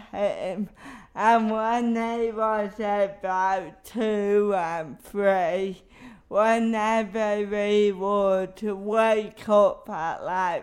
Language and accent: English; Bridlington, Yorkshire and the Humber, United Kingdom; moved away as an adult; I grew up in a seaside town called Bridlington in between Hull and Scarborough